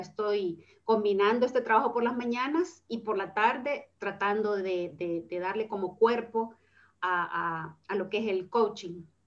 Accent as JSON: {"language": "Spanish", "country": "El Salvador", "moved": "as an adult", "lives_now": "Spain"}